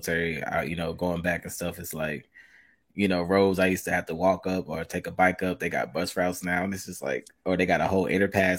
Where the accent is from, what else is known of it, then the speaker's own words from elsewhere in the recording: Charlotte, North Carolina, United States; also born or lived in Albuquerque, New Mexico; I'm originally from Albuquerque. I moved to Charlotte when I was five.